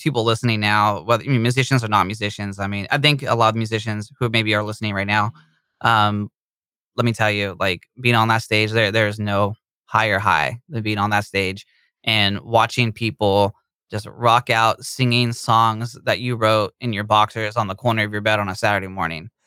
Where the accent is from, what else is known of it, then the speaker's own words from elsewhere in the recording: Bay Area, California, United States; we are from the Bay Area in California